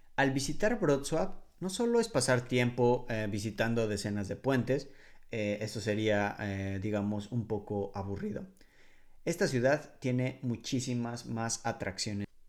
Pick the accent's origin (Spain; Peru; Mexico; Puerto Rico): Mexico; Mexico City; moved away as an adult; now in Poland; la Ciudad de México, por ejemplo, de donde yo soy originario